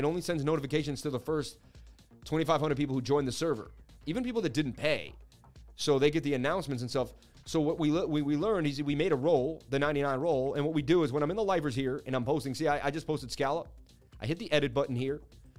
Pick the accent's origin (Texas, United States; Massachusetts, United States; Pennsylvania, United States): Massachusetts, United States; Boston; I'm from Boston, babe. Just know Boston guys got it.